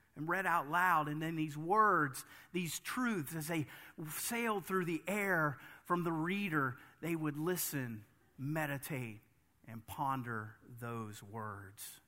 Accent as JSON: {"language": "English", "country": "United States", "said": "As an American"}